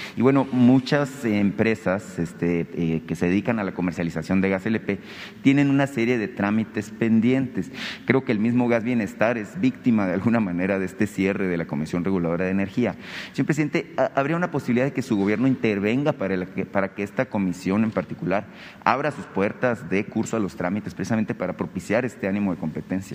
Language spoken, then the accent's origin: Spanish; Hermosillo, Sonora, Mexico; yo soy de Hermosillo